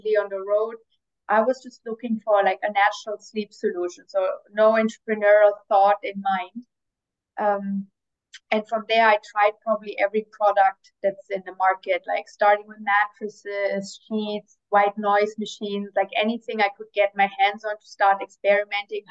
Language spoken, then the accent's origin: English; near Stuttgart, Baden-Württemberg, Germany; moved away as an adult; also born or lived in United States / Middle East / Asia; I was born in Germany, in like a small town near Stuttgart, where, like, I don't know, for those who know, it's like where they make a lot of cars. Grew up there